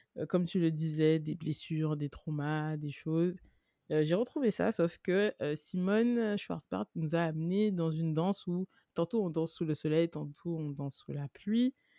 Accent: Guadeloupe; je suis guadeloupéenne

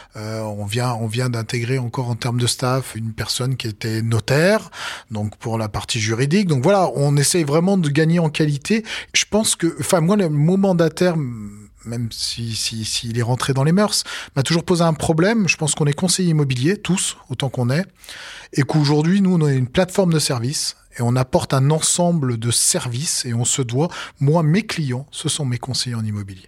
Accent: Savoie, Auvergne-Rhône-Alpes, France; je suis au Savoyard à la base. Donc, euh, donc voilà, euh, homme du terroir et des montagnes.

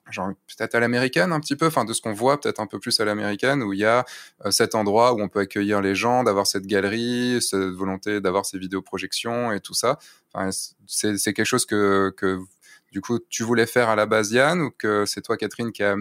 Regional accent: Rostrenen, Brittany, France; now in Lyon, France; je suis à Lyon, mais je suis originaire de Rostronin, du centre

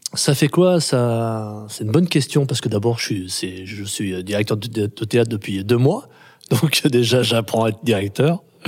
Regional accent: Grenoble, Auvergne-Rhône-Alpes, France; je suis né en 71 à Grenoble

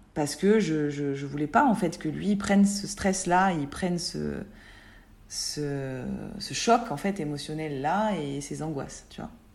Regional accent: southeast France, France; also born or lived in Nice (Alpes-Maritimes); now in Var, France; je suis une sudiste euh, sud-est

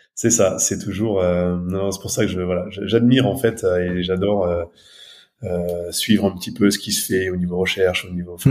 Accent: Aveyron, Occitania, France; moved away as an adult; also born or lived in Toulouse, France / Haute-Savoie, France; now in near Annecy, France; je suis originaire de, de l'Aveyron. J'ai grandi dans l'Aveyron

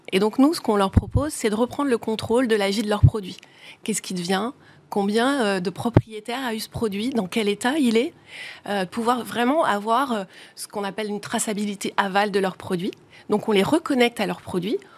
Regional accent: the Nord, Hauts-de-France, France; on est originaire du Nord

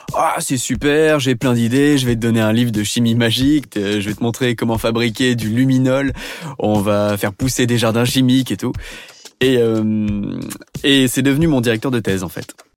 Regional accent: Beaujolais, Auvergne-Rhône-Alpes, France; also born or lived in Compiègne; Je suis né à Compiègne et j'ai grandi dans le Beaujolais

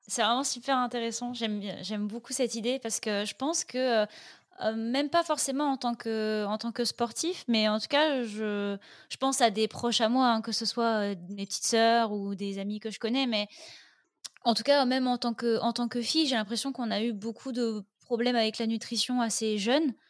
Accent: north of France, France; je viens du nord de la France

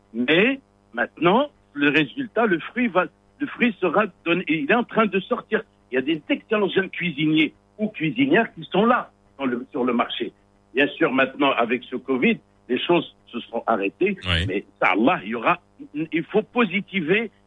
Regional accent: Morocco; also born or lived in Switzerland; c'était pas évident au début quand je suis sorti du Maroc. J'ai bataillé, j'ai étudié, et après, quand je suis revenu

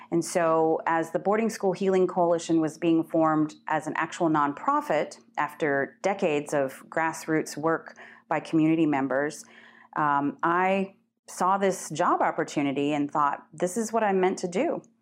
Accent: Turtle Mountain, Ojibwe Nation, North Dakota, United States; I'm from Turtle Mountain, Ojibwe Nation, and I'm Eagle Clan.

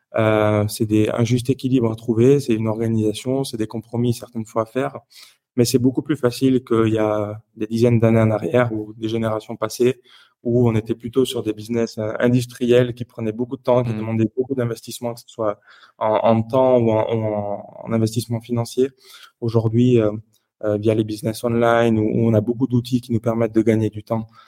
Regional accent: Toulouse, Occitania, France; moved away as an adult; now in Geneva, Switzerland; je suis originaire du sud de la France, donc je viens de Toulouse à la base. Et puis aujourd'hui, je vis à Genève, donc depuis six ans et demi aujourd'hui.

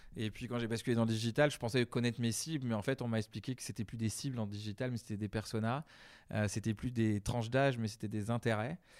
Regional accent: Deux-Sèvres, Nouvelle-Aquitaine, France; moved away as an adult; also born or lived in Asia; alors moi, je suis originaire des Deux-Sèvres. J'insiste, et pas vendéen

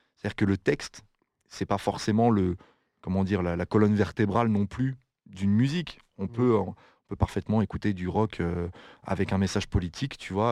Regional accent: France; now in Belgium; j'habite en Belgique, mais je suis français.

